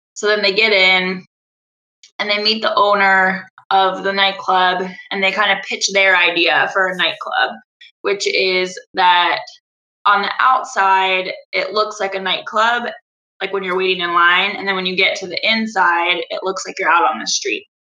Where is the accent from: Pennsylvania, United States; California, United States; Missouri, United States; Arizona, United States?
Arizona, United States; moved away as an adult; also born or lived in Indiana / Paraguay / Ireland; now in Philadelphia, United States; I grew up in Arizona